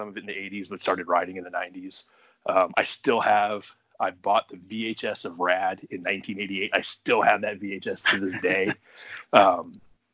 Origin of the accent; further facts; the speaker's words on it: in the Bay Area, California, United States; now in Ohio/Michigan area, United States; I grew up in California, in the Bay Area.